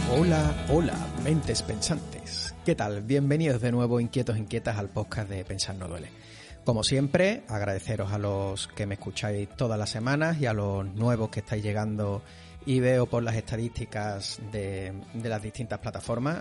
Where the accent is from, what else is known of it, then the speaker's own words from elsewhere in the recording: Seville, Andalusia, Spain; yo soy de Sevilla